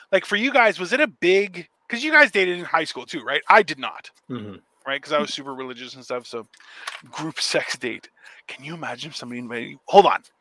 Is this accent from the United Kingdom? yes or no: yes; United Kingdom; I'm a Brit.